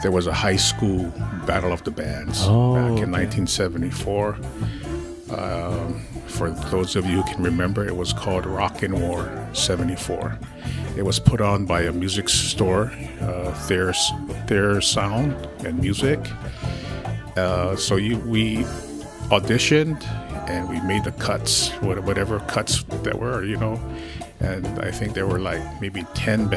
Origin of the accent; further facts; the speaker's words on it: Wahiawa, Hawaii, United States; we're all from Lelehua